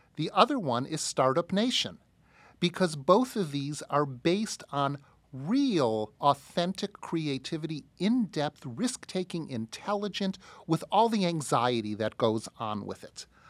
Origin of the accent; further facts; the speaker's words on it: United States; as American Jews